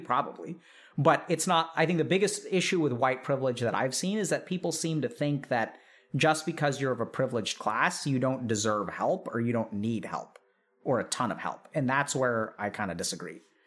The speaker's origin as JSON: {"language": "English", "country": "India", "said": "as an Indian"}